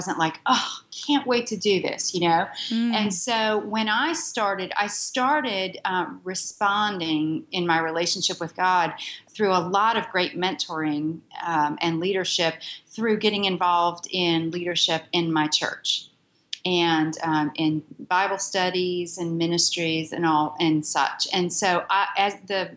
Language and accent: English; Pittsburgh, Pennsylvania, United States; moved away as an adult; now in Charlotte, United States; I'm a northerner from Pittsburgh, Pennsylvania.